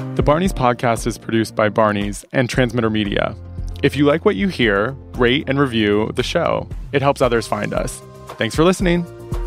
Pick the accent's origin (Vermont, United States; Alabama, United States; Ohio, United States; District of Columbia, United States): District of Columbia, United States; Washington; moved away as an adult; now in New York, United States; I grew up in Washington, D C